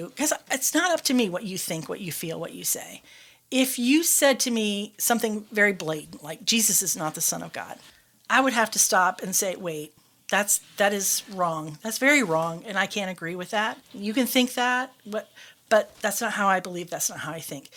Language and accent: English; Michigan, United States; moved away as an adult; I was from Michigan.